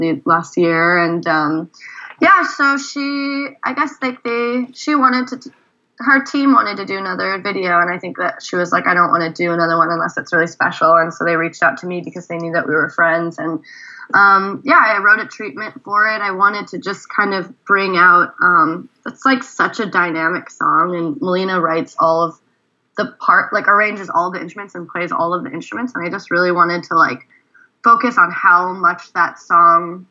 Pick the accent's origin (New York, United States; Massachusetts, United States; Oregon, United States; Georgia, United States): Oregon, United States; also born or lived in Korea; now in Philadelphia, United States; I'm from Oregon originally